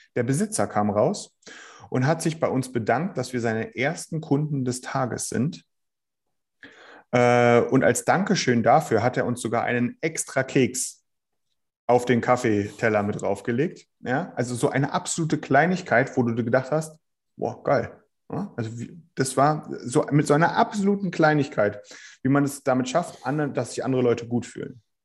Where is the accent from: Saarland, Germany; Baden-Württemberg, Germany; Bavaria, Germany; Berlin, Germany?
Berlin, Germany; ich komme hier aus Berlin